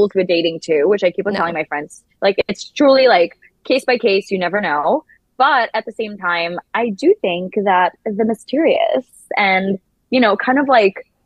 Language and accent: English; Israel; I'm from Israel